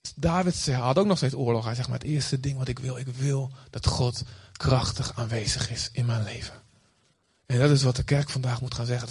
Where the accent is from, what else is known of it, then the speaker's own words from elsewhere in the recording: Olst, Overijssel, Netherlands; moved away as an adult; also born or lived in Boskamp; now in Aruba; Ik ben opgegroeid in Olst